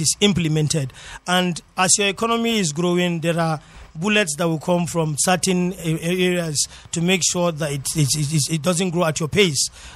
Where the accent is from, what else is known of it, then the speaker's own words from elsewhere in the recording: Jos, Plateau, Nigeria; I grew up in Jos